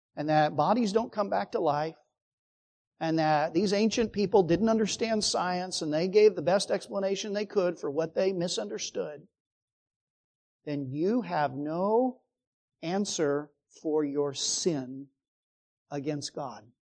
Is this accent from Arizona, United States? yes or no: yes; Phoenix, Arizona, United States; growing up in Phoenix